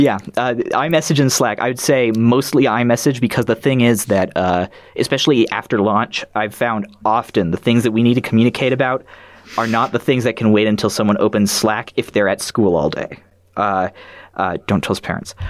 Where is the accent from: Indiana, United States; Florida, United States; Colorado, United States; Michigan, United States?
Colorado, United States; Boulder; I'm from Colorado in the United States, sort of the, the Boulder-ish area.